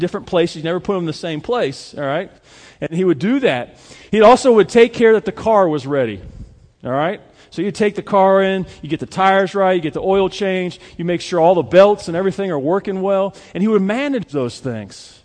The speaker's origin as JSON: {"language": "English", "region": "Ohio", "country": "United States", "tie": "born or raised there", "moved": "yes", "said": "the parts where I grew up in Ohio"}